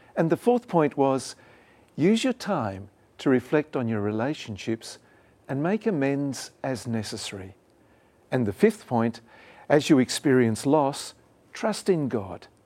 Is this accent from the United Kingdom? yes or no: no; Australia; moved away; my home country of Australia